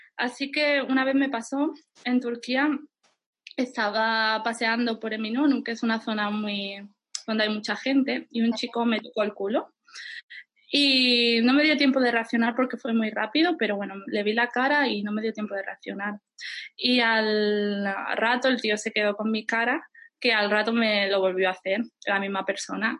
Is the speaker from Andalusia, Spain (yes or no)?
yes; Lebrija, Andalusia, Spain; moved away as an adult; also born or lived in Germany / Ireland / Seville; now in Istanbul, Turkey; cuando era niña o adolescente, pues vivía en mi pueblo, en Andalucía, bueno, mi pueblo se llama Lebrija.